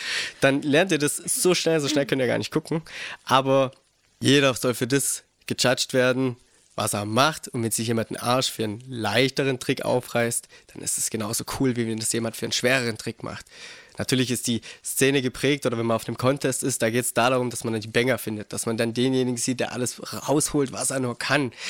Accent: Geislingen an der Steige, Baden-Württemberg, Germany; bei uns in Geistlingen, weil wir da eine kleine Mini-Ramp hatten

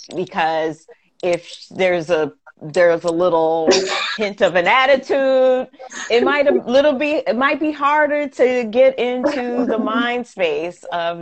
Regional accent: Queens, New York, United States; and there's nothing wrong with that because we come from Queens.

